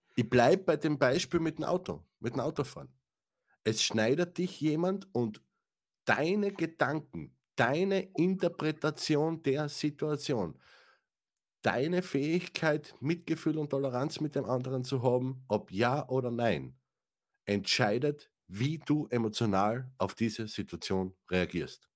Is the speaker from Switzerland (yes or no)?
no; Austria; für mich, ja, als, als Österreicher